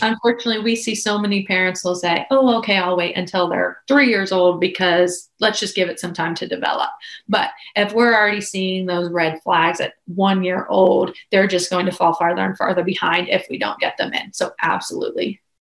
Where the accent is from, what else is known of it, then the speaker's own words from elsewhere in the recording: Pittsburgh, Pennsylvania, United States; moved away as an adult; now in Blacksburg, United States; I am originally from Pennsylvania, Pittsburgh area, but have relocated down here to go to school and then just stayed